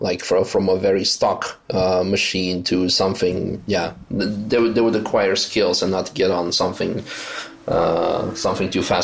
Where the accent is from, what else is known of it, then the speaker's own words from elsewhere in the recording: Netherlands; also born or lived in Russia; I was born in Russia, and then my parents got divorced. My mom remarried a Dutch guy, and I eventually ended up moving with her to the Netherlands. And so from the age of 11, I kind of grew up in the Netherlands